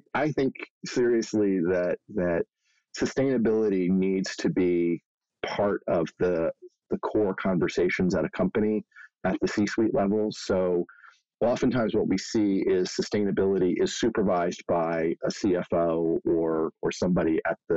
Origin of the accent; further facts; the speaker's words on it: Philadelphia, Pennsylvania, United States; I grew up in Philadelphia